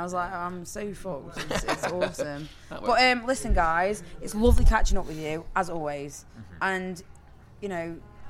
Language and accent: English; Stoke-on-Trent, West Midlands, United Kingdom; I'm from Stoke.